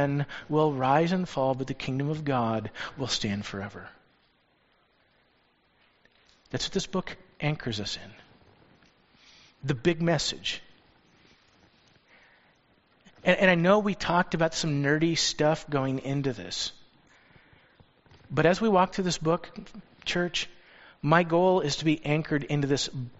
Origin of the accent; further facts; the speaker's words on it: United States; us as American Christians